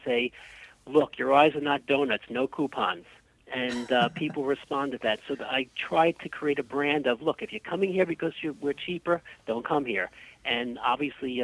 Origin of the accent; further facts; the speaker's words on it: New York City, New York, United States; I come from Key Garden Hills, and I went to school in Rego Park for my elementary school, so I know the area well.